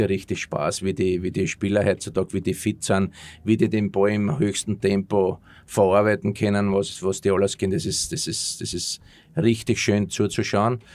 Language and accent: German; Austria; moved away as an adult; also born or lived in Germany; als Österreicher